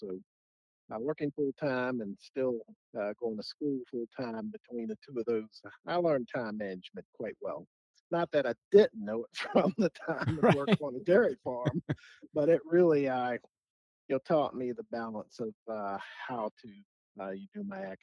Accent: Virginia, United States; my home state institution at Virginia Tech

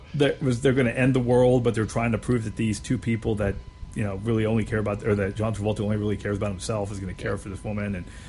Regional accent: Erie, Pennsylvania, United States; a boy growing up in Erie and in a Polish family

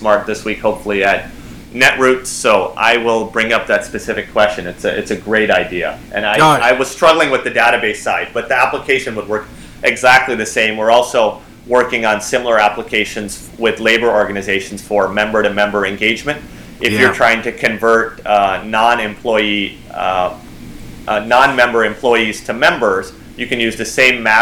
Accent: Libertyville, Illinois, United States; moved away; also born or lived in Lake Forest, Illinois / Aurora, Illinois / California; my home state is Illinois. That's where I grew up

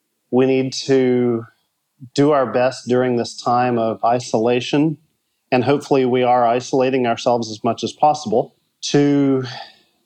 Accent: United States; moved away as an adult; now in Rio de Janeiro, Brazil; I am actually an American, but I left the U.S. 20 years ago in 2000

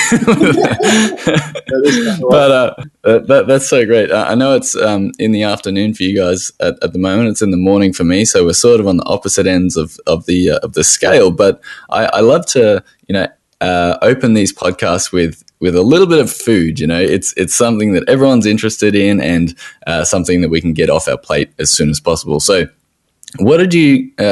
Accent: Australia

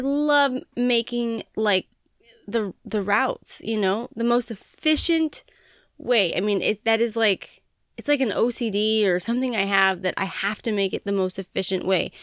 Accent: Montana, United States; moved away; growing up in Montana

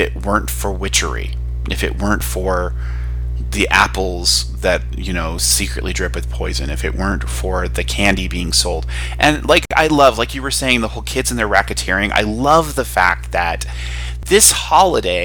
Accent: Nevada, United States; I'm from Nevada, and our like holiday, Nevada Day, is on Halloween. And I went to school at a school where our colors were black and orange

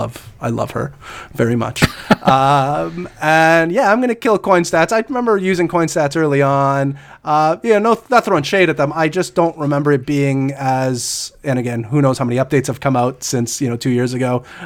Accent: Canada; I'm Canadian.

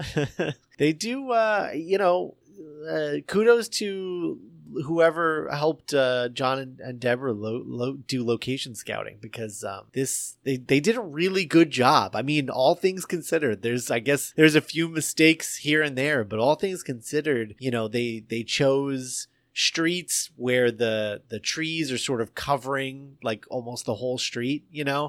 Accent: Indiana, United States; I grew up in Indiana

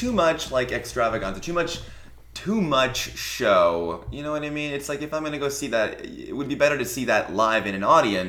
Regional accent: Iowa, United States; I grew up in Iowa.

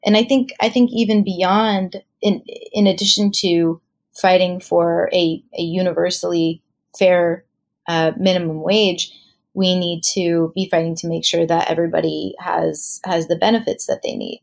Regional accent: United States; also born or lived in New York; as an American Jew, um, and certainly as as a Jew of color

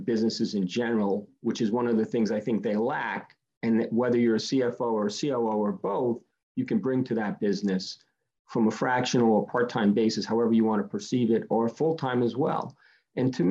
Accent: Rhode Island, United States; I grew up in Rhode Island, and I would come out of a blue collar family

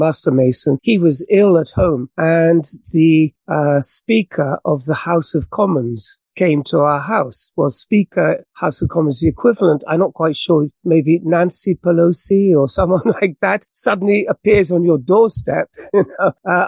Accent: England, United Kingdom; accent: British; moved away as an adult; now in Japan; So as you can tell from my accent, I'm British. I left England when I was 20 to come to Japan.

